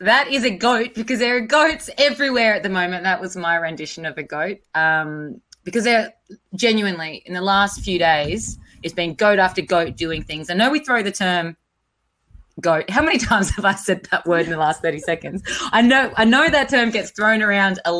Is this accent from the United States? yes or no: no; South Australia, Australia; I'm from South Australia